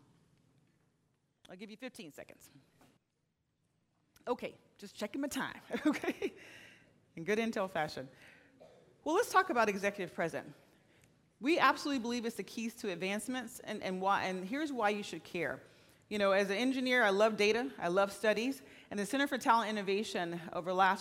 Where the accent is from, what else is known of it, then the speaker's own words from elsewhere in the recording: Florida, United States; now in Oregon, United States; I'm from Florida